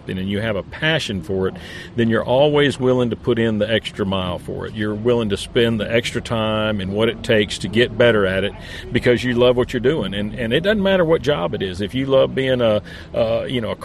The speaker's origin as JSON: {"language": "English", "region": "Florida", "country": "United States", "tie": "born or raised there", "said": "born and raised in Florida"}